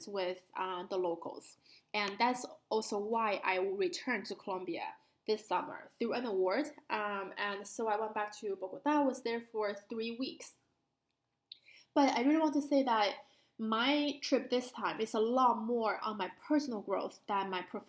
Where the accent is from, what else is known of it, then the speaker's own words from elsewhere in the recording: Beijing, China; moved away; growing up in Beijing